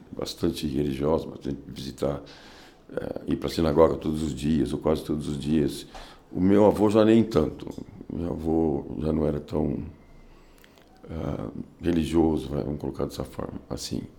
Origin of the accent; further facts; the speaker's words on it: São Paulo, Brazil; Eu nasci em São Paulo. São Paulo, capital. Mais paulistano dos hospitais, Hospital das Clínicas.